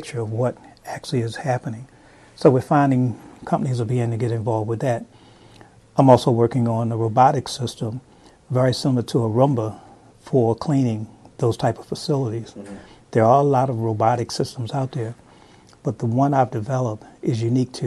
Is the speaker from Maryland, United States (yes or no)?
yes; Baltimore, Maryland, United States; I grew up in Baltimore